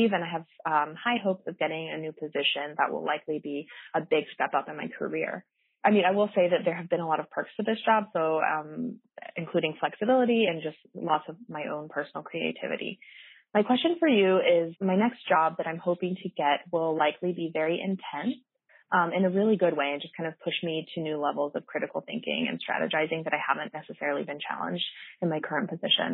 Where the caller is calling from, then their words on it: Denver, Colorado, United States; I'm calling you from Denver.